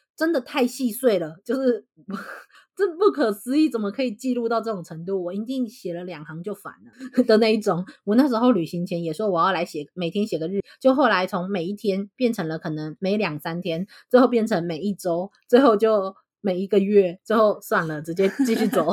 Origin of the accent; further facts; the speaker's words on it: Taiwan; 那现在我们身为台湾人，我们就从台湾人的角度去看待这一堆